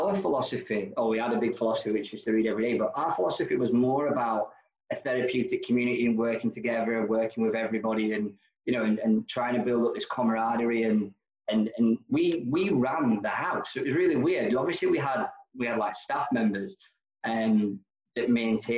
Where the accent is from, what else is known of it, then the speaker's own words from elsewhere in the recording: Nenagh, Munster, Ireland; also born or lived in London; now in Glasgow, United Kingdom; I was born in Ireland, a place called Nina, in County Tipperary